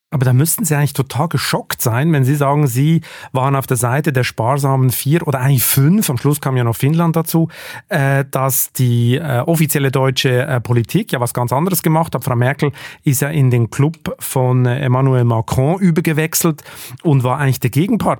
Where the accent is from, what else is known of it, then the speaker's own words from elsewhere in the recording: Switzerland; Ich als Schweizer